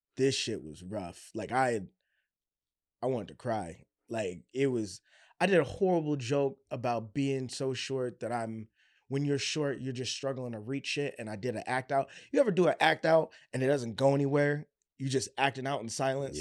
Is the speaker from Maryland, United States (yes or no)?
yes; Baltimore, Maryland, United States; I was from Baltimore